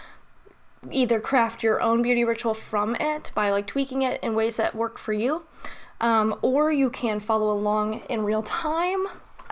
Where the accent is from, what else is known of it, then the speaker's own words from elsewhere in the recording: United States; I'm an American